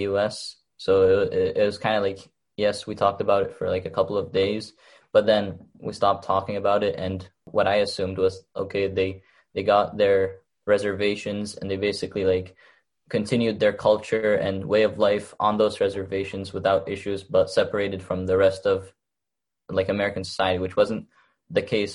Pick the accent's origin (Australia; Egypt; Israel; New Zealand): Egypt; now in Chelmsford, United States; I was born in Egypt